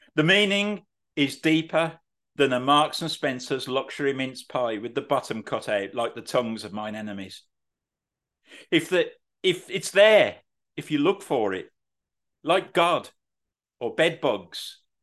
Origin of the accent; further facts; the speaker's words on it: Birmingham, West Midlands, United Kingdom; I'm from Birmingham